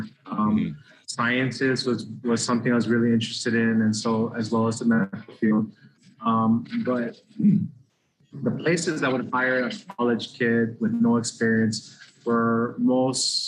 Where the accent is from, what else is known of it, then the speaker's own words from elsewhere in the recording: Honolulu, Hawaii, United States; I grew up in the Wailea Kahala area. Went to Wilson Elementary, went to Kaimiki Middle School